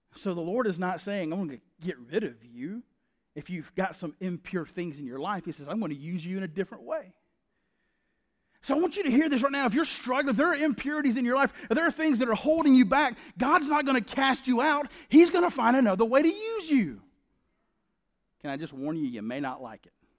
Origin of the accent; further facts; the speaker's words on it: the South, United States; That's how we say it in the South